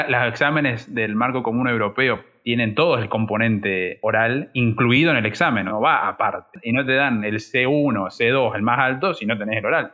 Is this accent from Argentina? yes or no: yes; Rosario, Santa Fe, Argentina; moved away as an adult; now in China; Yo soy de Rosario, en Argentina